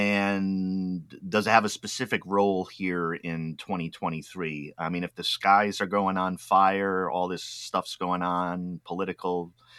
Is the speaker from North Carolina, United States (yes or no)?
no; Rhode Island, United States; now in Oregon, United States; So I'm from Rhode Island, the East Coast.